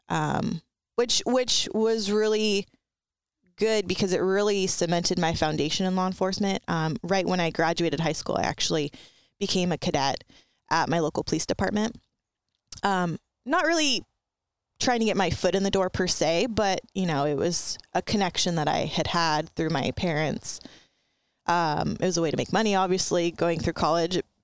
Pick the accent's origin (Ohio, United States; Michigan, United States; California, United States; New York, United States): California, United States; Ventura; I grew up in Ventura County, and it's not really rural, um, and it's, it's kind of more like a beach, um, city, uh, where I grew up, it was the city of Ventura.